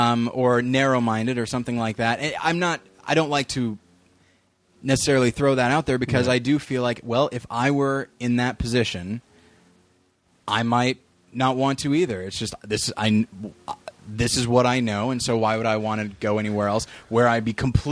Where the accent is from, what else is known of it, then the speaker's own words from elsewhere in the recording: Taft, California, United States; born there; I lived several places. I was born in Taft, California, which is in the Bakersfield area.